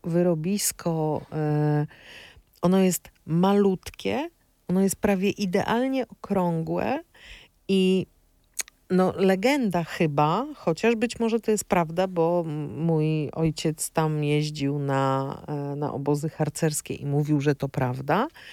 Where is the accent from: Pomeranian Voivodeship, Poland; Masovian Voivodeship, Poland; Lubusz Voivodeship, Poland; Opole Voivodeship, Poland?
Opole Voivodeship, Poland; ja jestem z Opolszczyzny